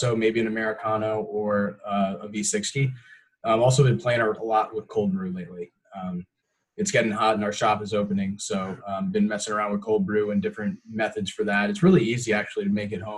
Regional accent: Tampa, Florida, United States; I'm born and raised in Tampa

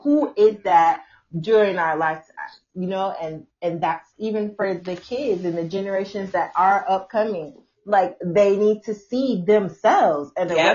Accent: Chicago, Illinois, United States; moved away as an adult; I am also from Chicago, Illinois

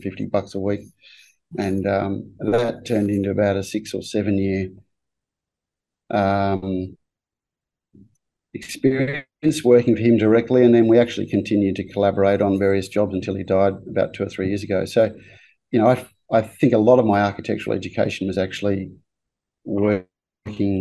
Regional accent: Melbourne, Victoria, Australia; moved away as an adult; now in Brisbane, Australia; I grew up in Melbourne and I actually studied engineering at Melbourne Uni

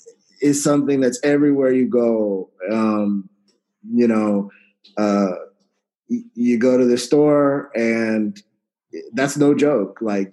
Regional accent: San Antonio, Texas, United States; I grew up in San Antonio, Texas

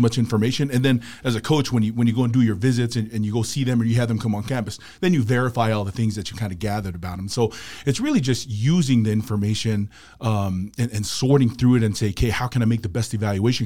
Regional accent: Salt Lake City, Utah, United States; born, raised here in Salt Lake City, Utah

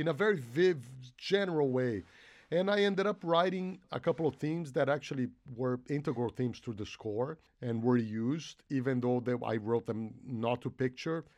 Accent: Brazil; moved away; I grew up in Brazil

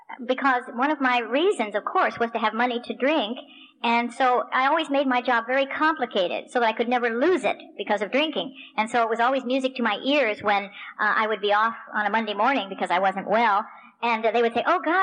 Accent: Spokane, Washington, United States; also born or lived in Tucson, Arizona; I'm from Spokane, Washington, which is the other side of the state

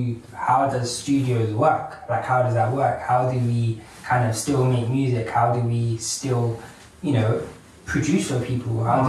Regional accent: London, United Kingdom; moved away as an adult; also born or lived in Leicester / Liverpool; I was born in Leicester. Lived in London for most of my life. I moved to Liverpool, met these guys. Now I'm back.

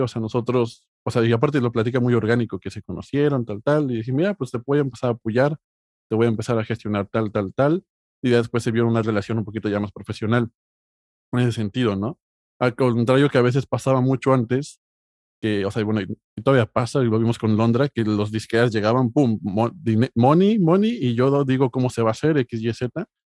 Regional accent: Mexico; now in Spain; como mexicano

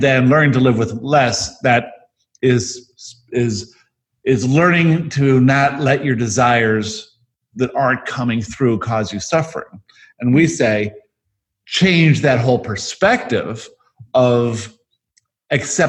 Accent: Johannesburg, Gauteng, South Africa; I was born in Johannesburg, South Africa

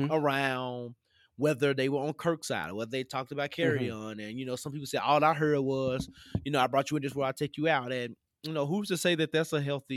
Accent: Tennessee, United States; I grew up in the South, what people call the mid-South, because Tennessee is above your, you know, Alabama, Georgia

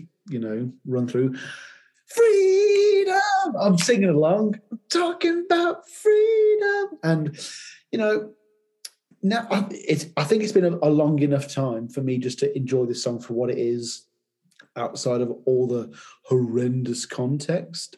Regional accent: United Kingdom; my countrymen

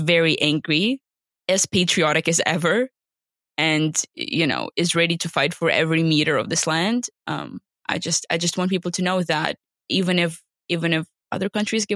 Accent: Kherson, Kherson Oblast, Ukraine; English is a second language; I was born in Kherson. My mom was born in Kherson. My dad was born in Kherson. All of my grandparents were all from there. It's our home.

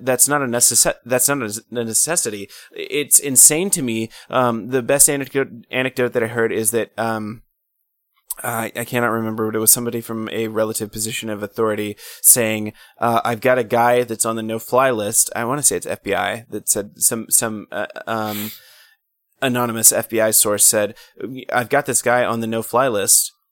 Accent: United States; as an American

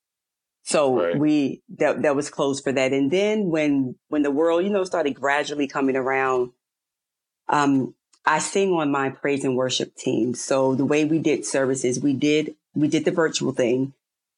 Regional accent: New York, United States; moved away; I'm originally from New York.

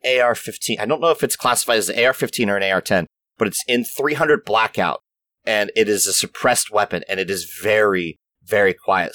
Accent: Maryland, United States; moved away as an adult; also born or lived in Florida; I grew up in Maryland, just outside of Baltimore and DC

